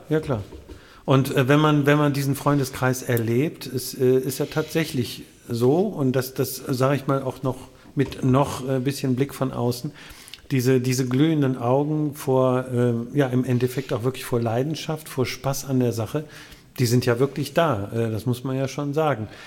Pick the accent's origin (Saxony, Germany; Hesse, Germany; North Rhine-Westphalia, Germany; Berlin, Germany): North Rhine-Westphalia, Germany; Wuppertal; In, in der Landesfrauenklinik, natürlich, in Wuppertal